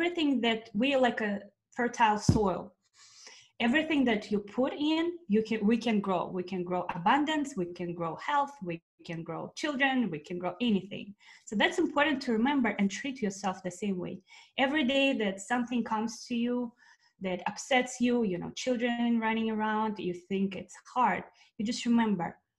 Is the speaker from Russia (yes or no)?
yes; Russia; moved away; I'm originally from Russia, and I've been here for a while.